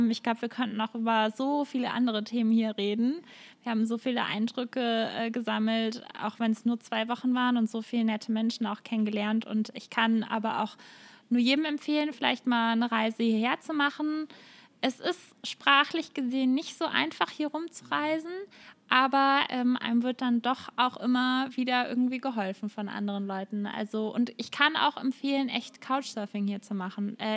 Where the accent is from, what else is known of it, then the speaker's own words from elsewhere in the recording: Netherlands; das muss man als Holländer jetzt irgendwie dazu sagen, oder?